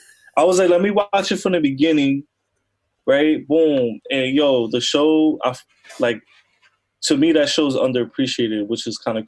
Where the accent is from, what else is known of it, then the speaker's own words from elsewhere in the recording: New Jersey, United States; I'm from Jersey, so it's, like, I grew up around people like that.